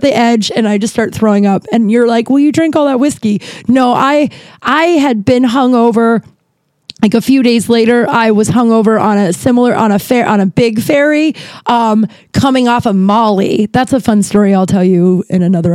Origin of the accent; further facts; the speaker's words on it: Denver, Colorado, United States; now in Los Angeles, United States; I'm from Denver, but I live in Los Angeles.